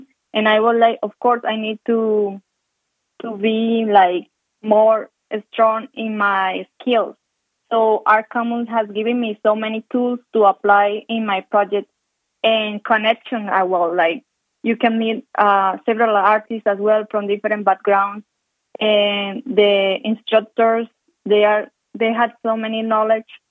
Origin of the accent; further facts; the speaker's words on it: Colombia; English is a second language; moved away as an adult; now in Calgary, Canada; I was born in Colombia, and in the city where I grew up, we don't have seasons